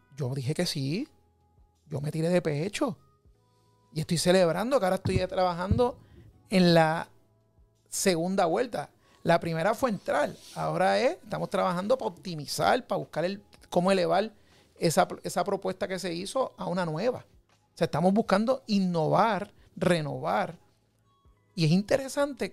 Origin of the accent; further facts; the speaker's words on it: Puerto Rico; como puertorriqueños